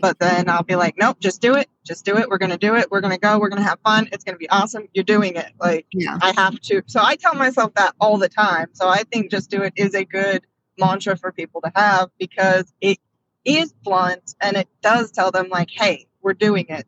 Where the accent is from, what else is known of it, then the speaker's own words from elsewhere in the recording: Washington, United States; now in Texas, United States; I was born and raised in Washington